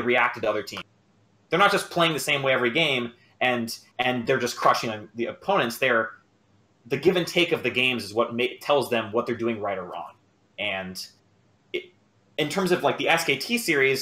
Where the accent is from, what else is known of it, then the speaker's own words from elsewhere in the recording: Miami, Florida, United States; now in Washington, D.C., United States; I said I'm from Miami, but I'm calling from DC